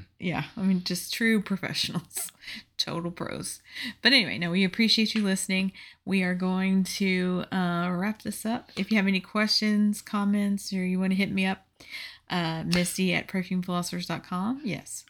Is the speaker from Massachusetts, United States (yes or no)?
no; Houston, Texas, United States; moved away; I'm from Texas